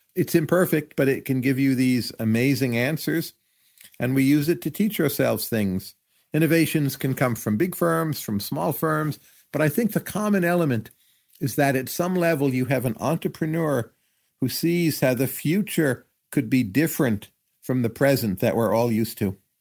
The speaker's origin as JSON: {"language": "English", "country": "United States", "said": "I feel as an American, you're freer to do things"}